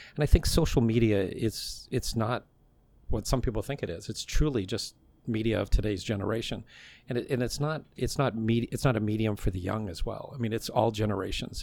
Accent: British Columbia, Canada; moved away as an adult; I was an NASCAR fan growing up in Canada

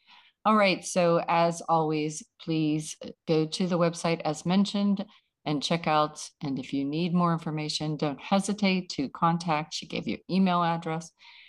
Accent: Pittsburgh, Pennsylvania, United States; And I'm also originally from Pittsburgh

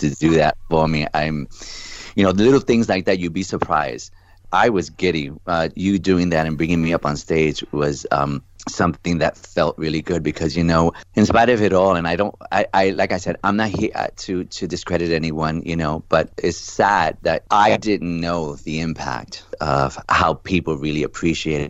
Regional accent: New York City, New York, United States; a little boy from the Bronx

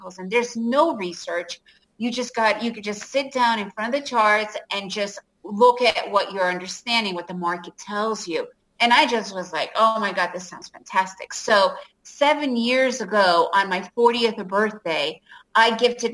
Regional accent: New York City, New York, United States; I grew up in New York City and lived in that area

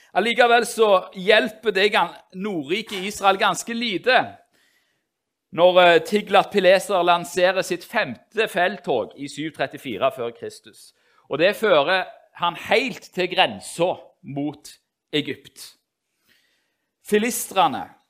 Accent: Norway; de som er oppvokst i Norge, i hvert fall sånne som meg

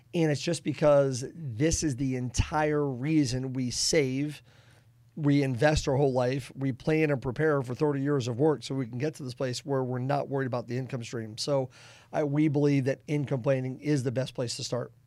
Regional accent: Boston, Massachusetts, United States; now in Kansas City, United States; I'm from the Boston area.

